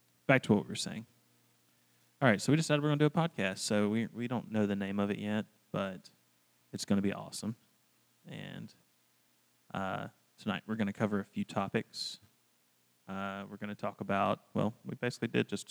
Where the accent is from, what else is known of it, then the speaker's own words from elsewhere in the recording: Washington County, Alabama, United States; I am from Washington County, Alabama. It's a very, very small town.